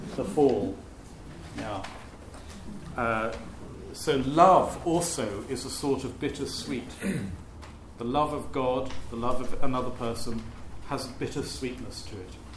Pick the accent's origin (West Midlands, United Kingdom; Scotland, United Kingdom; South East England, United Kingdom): West Midlands, United Kingdom; Shrewsbury; where I was brought up in Shrewsbury